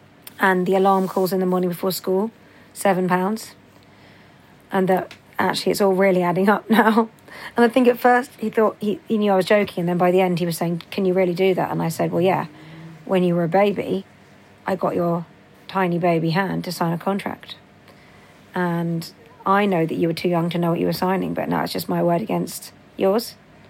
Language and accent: English; Sydney, New South Wales, Australia; So like, good day … I'm from Sydney, Australia.